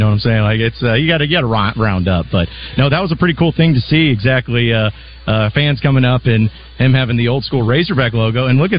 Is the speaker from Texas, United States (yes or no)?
no; Fayetteville, Arkansas, United States; I'm from Fayetteville myself, so anytime you can go back to Arkansas, it's always a great time.